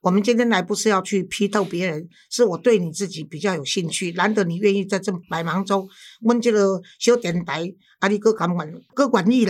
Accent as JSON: {"language": "Chinese", "country": "Taiwan", "said": "老师啊，咱台湾的即个台北市的这双语教育吼，安怎安怎？"}